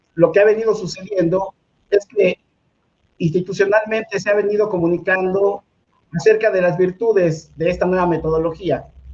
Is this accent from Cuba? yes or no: no; Mexico City, Mexico; soy oriundo de la colonia obrera, acá en la alcaldía Cuauhtémoc